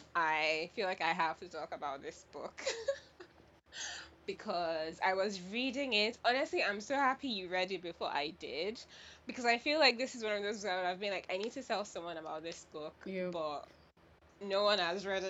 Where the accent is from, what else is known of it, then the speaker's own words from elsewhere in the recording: Nigeria; I was born and raised in Nigeria.